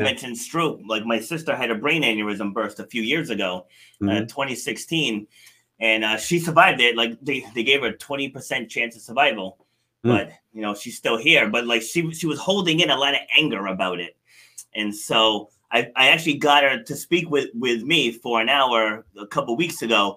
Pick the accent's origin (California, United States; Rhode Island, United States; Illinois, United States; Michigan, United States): Rhode Island, United States; also born or lived in New York City; I was born in New York City. I'm the youngest of seven kids, but my parents moved us up here to Rhode Island in the woods